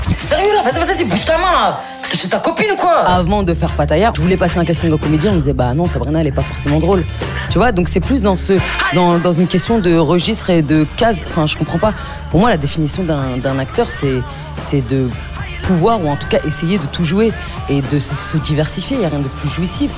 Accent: France; also born or lived in Algeria (ancestry); je suis française

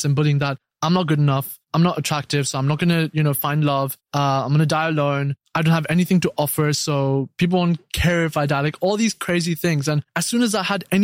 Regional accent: Dubai, United Arab Emirates; also born or lived in Brighton, United Kingdom; I was born in Dubai, lived here all my life, and then went to UK for about 3 years.

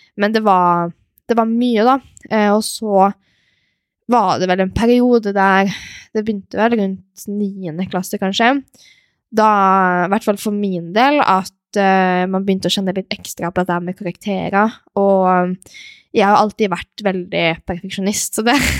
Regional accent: Molde, Møre og Romsdal, Norway; also born or lived in Stavanger / Switzerland; vokste opp i Molde

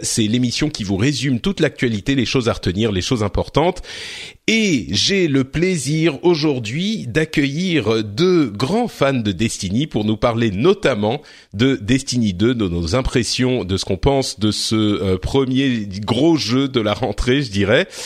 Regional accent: France; chez nous, en France

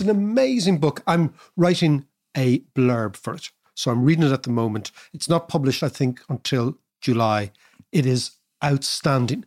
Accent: Ireland

